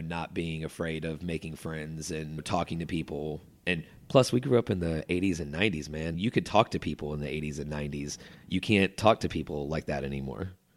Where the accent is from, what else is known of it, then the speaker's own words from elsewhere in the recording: Chapel Hill, North Carolina, United States; also born or lived in Durham, North Carolina; I grew up in Chapel Hill in a very nice neighborhood